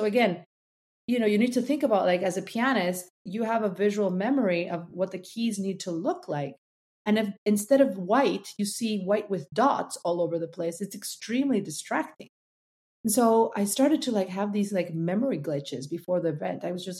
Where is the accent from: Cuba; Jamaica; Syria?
Cuba; now in United States; Charleston is a city where we arrived when we came from Cuba.